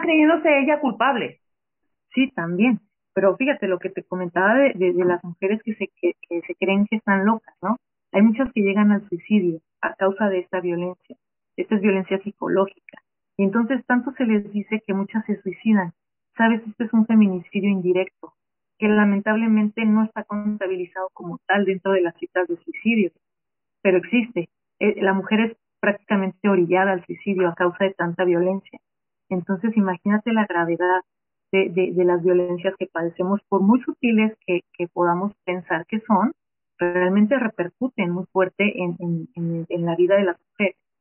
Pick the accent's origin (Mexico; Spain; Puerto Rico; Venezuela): Mexico; nosotras como mujeres, como ciudadanas mexicanas